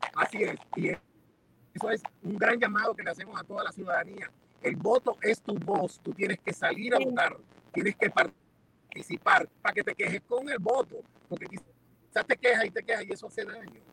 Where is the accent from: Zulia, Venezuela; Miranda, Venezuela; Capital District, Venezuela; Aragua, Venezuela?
Capital District, Venezuela; Caracas; also born or lived in Miami, United States; now in Doral, United States; Yo nací en Caracas, Venezuela. Soy hijo de un cubano, llevo 42 años aquí en Miami